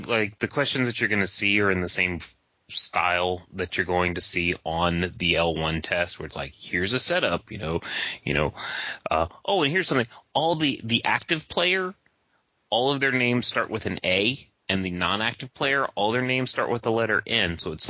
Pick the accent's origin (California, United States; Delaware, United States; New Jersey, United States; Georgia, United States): Georgia, United States; I'm from Georgia.